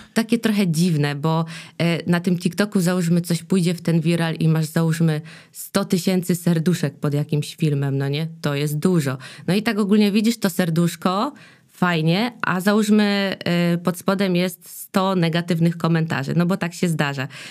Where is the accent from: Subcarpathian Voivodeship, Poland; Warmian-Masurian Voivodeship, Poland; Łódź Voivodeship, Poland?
Subcarpathian Voivodeship, Poland; Dębica; now in Silesia, Poland; ja w ogóle jestem z Dębicy, że stamtąd pochodzę